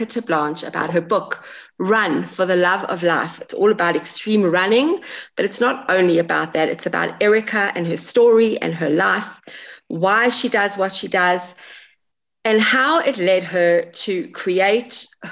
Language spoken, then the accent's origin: English; England, United Kingdom; I'm English, so I can say this. I'm from the UK. I was born in England.